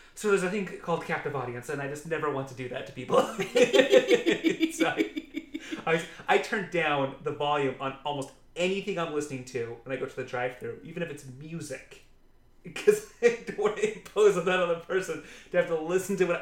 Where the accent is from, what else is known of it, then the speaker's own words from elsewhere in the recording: Utah, United States; I grew up in Utah County, Utah